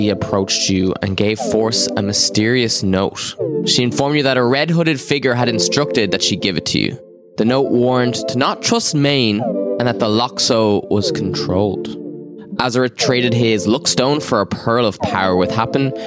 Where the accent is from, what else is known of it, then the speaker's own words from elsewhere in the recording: Ireland; I'm an Irish man